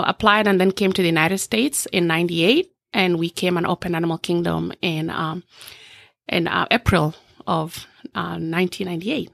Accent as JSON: {"language": "English", "town": "Eldoret", "region": "Uasin Gishu County", "country": "Kenya", "tie": "born or raised there", "moved": "yes", "lives_now": "Orlando, United States", "said": "So, born and raised in a small village in, um, western, southwestern part of, of Kenya called Eldoret."}